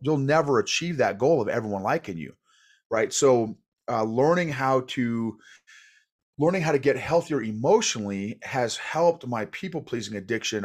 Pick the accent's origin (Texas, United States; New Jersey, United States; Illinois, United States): Illinois, United States; moved away as an adult; also born or lived in Oklahoma / New York / Fort Bragg; I was born in Oklahoma, grew up in Illinois